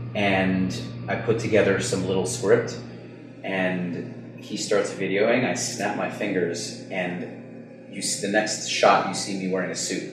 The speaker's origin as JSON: {"language": "English", "region": "New York", "country": "United States", "tie": "born or raised there", "said": "I know I'm Jewish. I grew up in New York"}